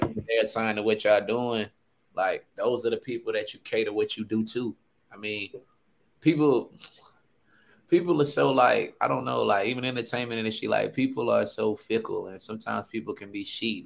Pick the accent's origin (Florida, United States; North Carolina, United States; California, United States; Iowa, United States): North Carolina, United States; Sanford; I'm from Sanford, North Carolina, one of the greatest cities I feel like in the world.